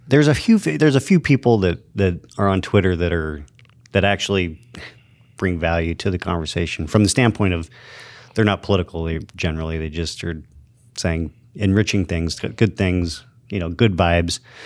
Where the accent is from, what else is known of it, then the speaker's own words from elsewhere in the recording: Show Low, Arizona, United States; also born or lived in Safford, Arizona; I grew up in Sholo, Arizona